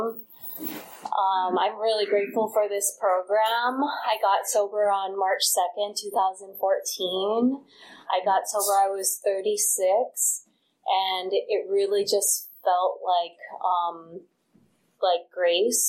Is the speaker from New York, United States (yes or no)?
no; Hawaii, United States; moved away; I grew up in Hawaii